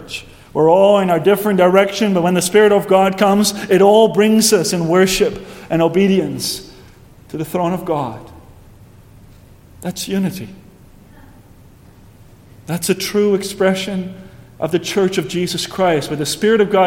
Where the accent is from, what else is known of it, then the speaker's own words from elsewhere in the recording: Netherlands; moved away; back in my hometown in Heerden.